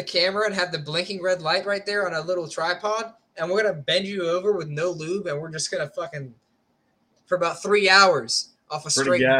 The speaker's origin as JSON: {"language": "English", "region": "New York", "country": "United States", "tie": "born or raised there", "said": "I was born in New York."}